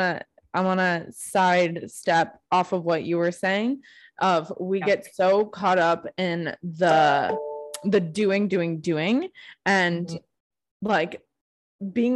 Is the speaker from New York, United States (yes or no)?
yes; Buffalo, New York, United States; moved away as an adult; now in Phoenix, United States; I'm from Buffalo, New York